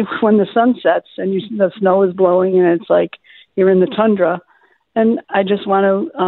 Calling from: Buffalo, New York, United States; I'm calling from South Buffalo

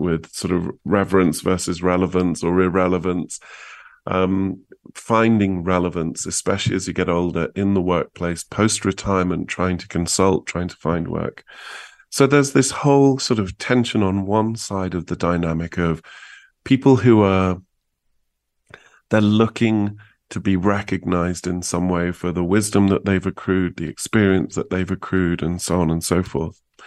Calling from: New Mexico, United States; also born or lived in Santa Fe; I'm calling you from New Mexico

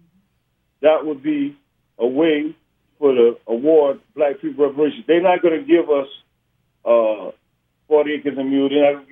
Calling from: Atlanta, Georgia, United States; I'm calling from Atlanta.

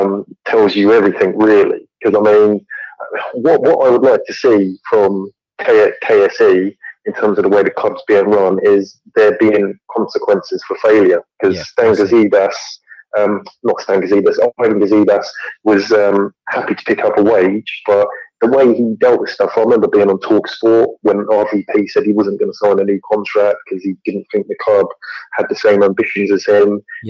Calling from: London, United Kingdom; I'm calling from Acton in West London.

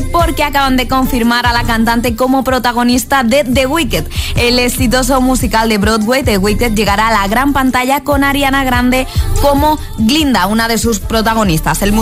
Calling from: Zaragoza, Aragon, Spain; Buenos días, agitadores. … de Zaragoza.

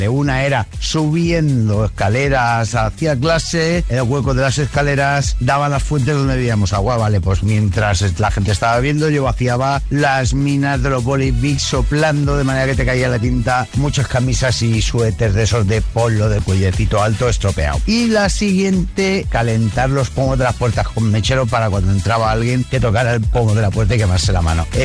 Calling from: Elche, Valencian Community, Spain; de Elche.

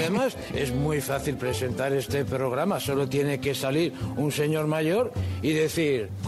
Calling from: Madrid, Community of Madrid, Spain; de Madrid

